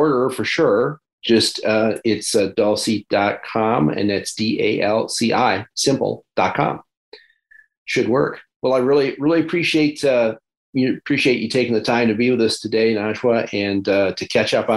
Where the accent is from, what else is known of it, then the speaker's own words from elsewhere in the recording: Geneva, New York, United States; moved away; also born or lived in Canandaigua, New York; I grew up in Geneva, so I was just up the thruway from Syracuse